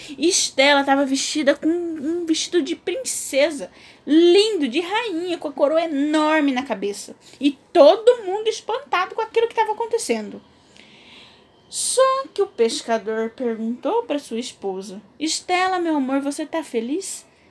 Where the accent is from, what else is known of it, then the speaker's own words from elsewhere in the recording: Corumbá, Mato Grosso do Sul, Brazil; eu sou de Corumbá, Mato Grosso do Sul